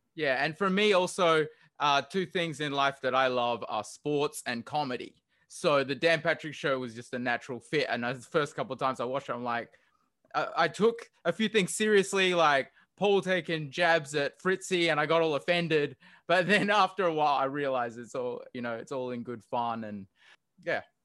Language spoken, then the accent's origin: English; Australia; accent: Australian; moved away as an adult; also born or lived in Hawaii; now in Honolulu, United States; I've actually lived and grew up in Australia, and I am an Australian citizen